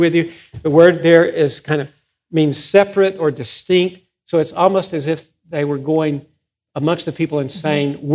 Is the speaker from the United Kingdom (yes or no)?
no; Littlefield, Texas, United States; I was given this from the First Methodist Church in Littlefield